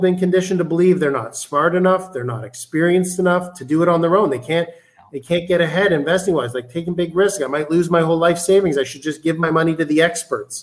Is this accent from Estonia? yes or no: no; Canada; moved away as an adult; I'm Canadian